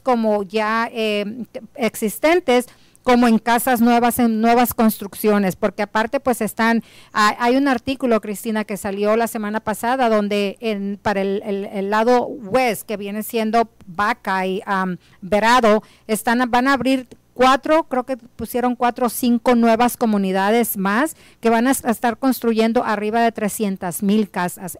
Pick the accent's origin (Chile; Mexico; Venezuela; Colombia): Mexico; now in United States; Somos hispanos, somos personas que realmente eh, venimos de, de, nuestro México